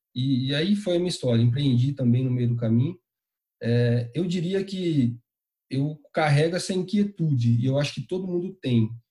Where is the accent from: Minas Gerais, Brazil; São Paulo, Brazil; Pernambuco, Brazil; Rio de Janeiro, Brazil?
São Paulo, Brazil; interior of; moved away; Eu sou natural do interior de São Paulo, cidadezinha bem pequenininha chamada Itaguaí